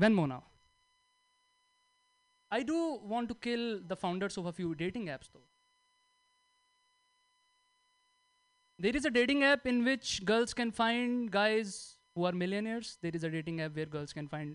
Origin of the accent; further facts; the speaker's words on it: India; moved away; I'm from India